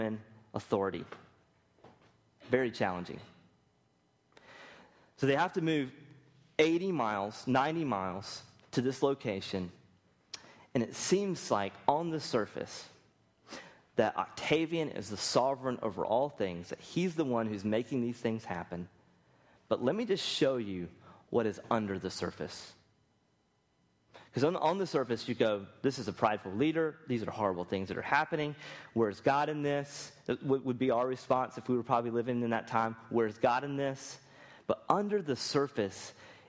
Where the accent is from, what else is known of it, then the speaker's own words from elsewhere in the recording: Rocky Mount, North Carolina, United States; I'm from Rocky Mount